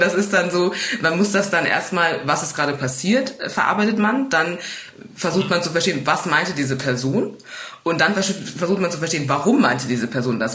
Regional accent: Munich, Bavaria, Germany; woher kommst du? Und wenn ich sage aus München

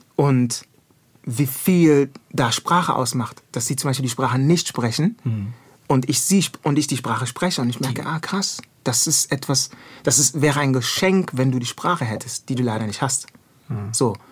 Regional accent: Düsseldorf, North Rhine-Westphalia, Germany; moved away as an adult; also born or lived in Ghana / Kumasi; now in Berlin, Germany; ich bin ghanaischer junger Mann, geboren in Düsseldorf, auf der Kiefernstraße aufgewachsen

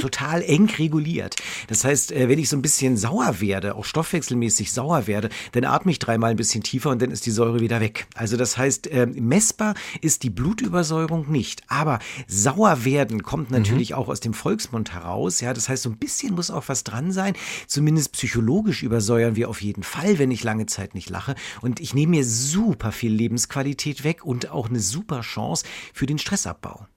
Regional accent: Berlin, Germany; ich komme ja, ja aus Berlin

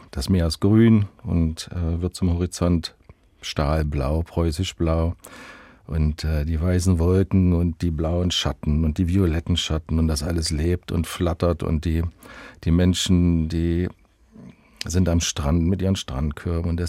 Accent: Halle, Saxony-Anhalt, Germany; born there; In Halle an der Saale.

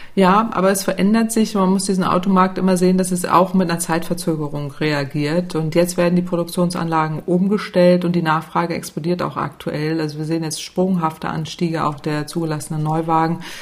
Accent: Northern Germany, Germany; also born or lived in Italy; ich als Norddeutsche

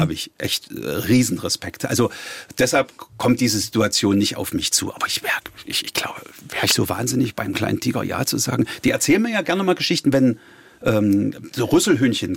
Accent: Halle, Saxony-Anhalt, Germany; ich bin ja Hallenser

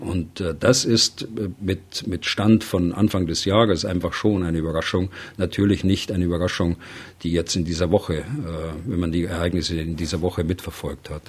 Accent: Germany; bei uns in Deutschland

